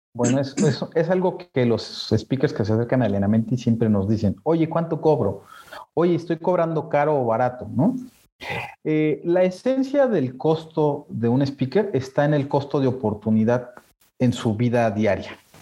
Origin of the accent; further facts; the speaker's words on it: Mexico; nosotros como mexicanos en Latinoamérica, pues somos muy bien vistos